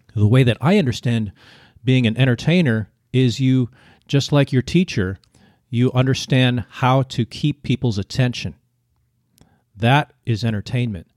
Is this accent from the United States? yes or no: yes; United States; moved away as an adult; now in Vietnam; you grow up as an American and you don't have to learn a second language